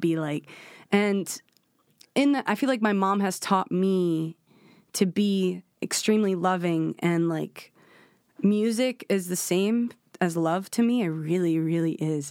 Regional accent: New York City, New York, United States; I was born in Washington Heights in Manhattan

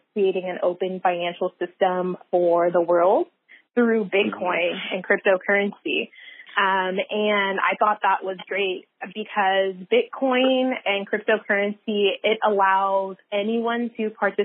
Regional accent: San Francisco Bay Area, California, United States; I am a San Francisco Bay Area native, born and raised in the Bay

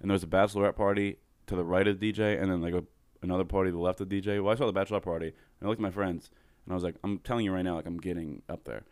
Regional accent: Coatesville, Pennsylvania, United States; I'm from Coatesville, Pennsylvania

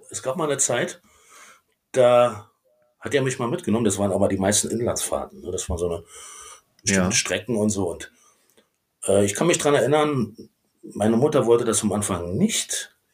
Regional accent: Königs Wusterhausen, Brandenburg, Germany; geboren bin ich am 26. Mai 1974 in Königs Wusterhausen. Ja, das liegt so ungefähr oh. 40 Kilometer südwestlich unter Berlin und ja. äh, im schönen Bundesland Brandenburg.

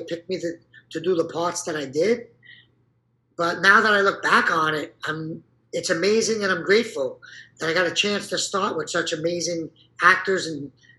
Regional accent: Brooklyn, New York, United States; I fell into acting because I was a break dancer, and I came from Brooklyn, and they're looking for a lot of guys from Brooklyn, so.

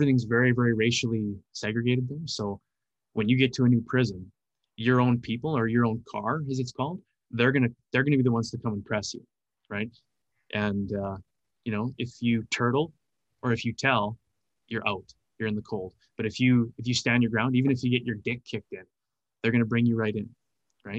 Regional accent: Canada; I'm from Canada

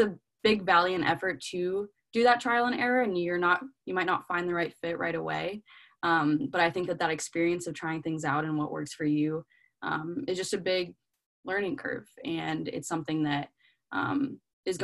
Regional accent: Clemson, South Carolina, United States; I'm from Clemson, South Carolina.

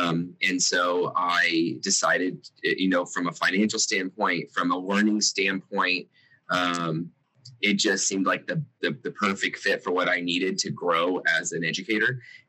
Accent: Salem, Illinois, United States; moved away as an adult; now in Mattoon, United States; I'm a STEAM teacher here at Mattoon Middle School in Mattoon, Illinois. And I am from Salem, Illinois, so about an hour south of here.

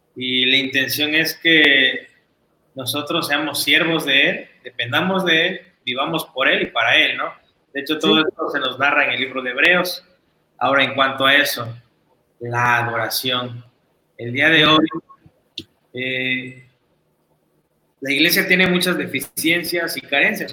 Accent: Mexico

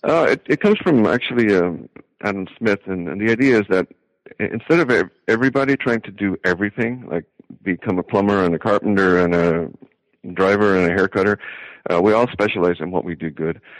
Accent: Wexford, Leinster, Ireland; moved away as an adult; now in Iowa, United States; I'm from Wexford

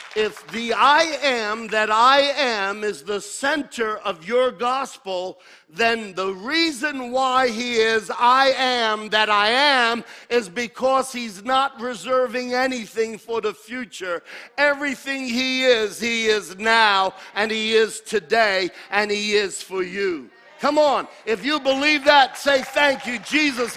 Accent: United States; I'm an American. And I'm proud to be an American

